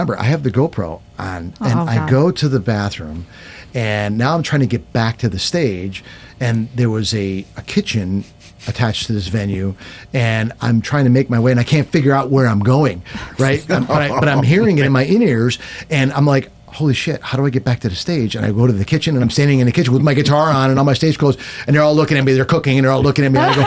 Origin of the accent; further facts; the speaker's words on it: Rochester, New York, United States; moved away as an adult; now in Nashville, United States; I grew up in Gates